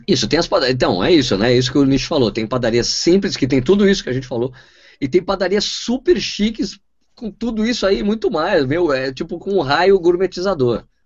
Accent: São Paulo, Brazil; moved away as an adult; also born or lived in São Bernardo do Campo; now in Jundiaí, Brazil; eu sou paulistano, né? Moro em Jundiaí há 13 anos

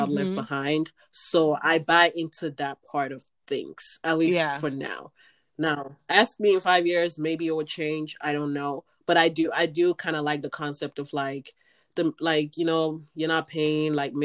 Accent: Nigeria; now in United States; I'm from Nigeria because that's really where I did most of my young, like, childhood memories.

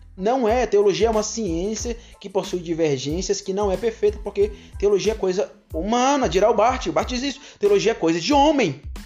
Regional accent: Vitória da Conquista, Bahia, Brazil; eu sou de Conquista, moro em Conquista

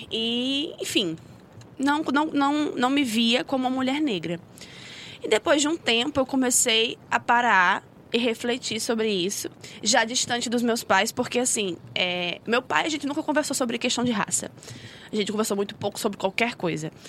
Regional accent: Rio de Janeiro, Brazil; born there; accent: carioca/nordestina; nasci no Rio, né? Eu já moro aqui faz 10 anos, mas o meu sotaque ele não decide. Então tem dia que eu sou carioca, tem dia que eu sou nordestina.

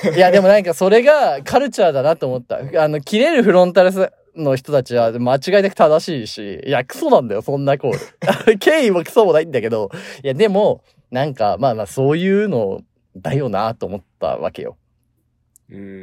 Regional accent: Tokyo, Japan; moved away as an adult; now in Los Angeles, United States; 東京生まれ東京育ちっていうのもあるんだけど

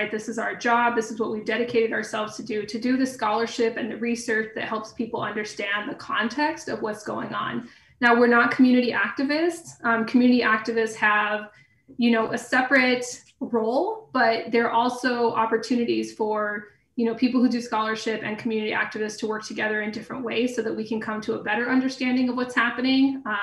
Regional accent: Grants, New Mexico, United States; I knew that where I lived, just outside of uh, Grants in a double wide trailer off I 40, was previously the carrot capital of the world

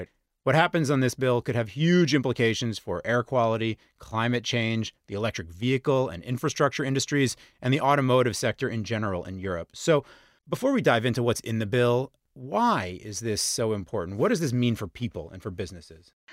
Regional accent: United States; I'm American

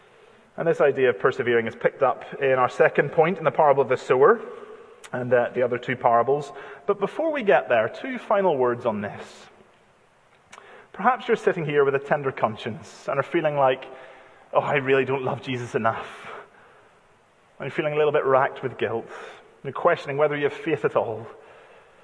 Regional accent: United Kingdom; because we're British

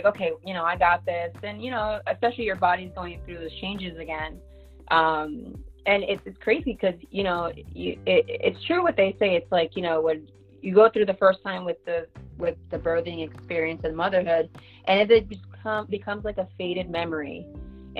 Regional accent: Jersey City, New Jersey, United States; moved away as an adult; now in Connecticut, United States; I'm originally from Jersey. I'm a Jersey girl

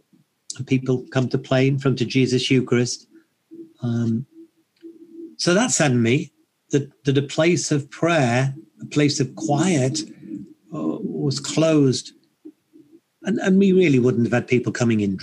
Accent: United Kingdom; being British

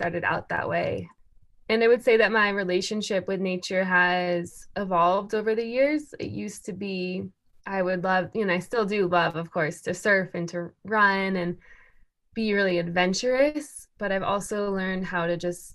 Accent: suburbs near Washington, D.C., East Coast, United States; I grew up on the East Coast, actually, near Washington, D.C. in the suburbs.

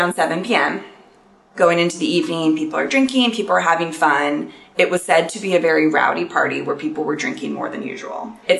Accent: California, United States; I'm from California. My mom is not. She's from Ohio.

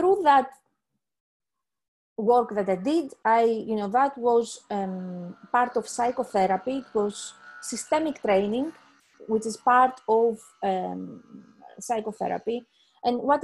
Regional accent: Greece; now in Leeds, United Kingdom; I am originally from Greece. I live in the UK, in Leeds

